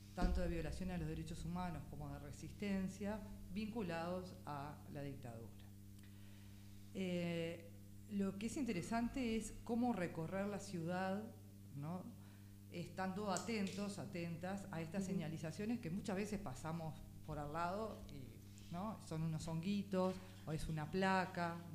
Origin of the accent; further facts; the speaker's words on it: Montevideo, Uruguay; nací en unos días creo en Ciudad Vieja y después la comercial y después Parque Valle. Esos fueron un poco los tránsitos de, de barrios